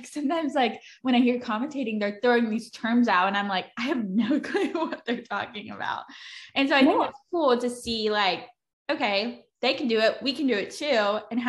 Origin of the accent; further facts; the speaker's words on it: North Carolina, United States; I'm from North Carolina.